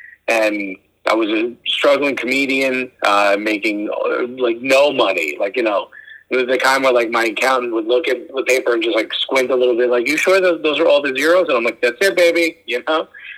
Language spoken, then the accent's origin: English; Newark, New Jersey, United States; I grew up in Newark, New Jersey. And, you know, I grew up with a ton of Puerto Ricans and Dominicans in my neighborhood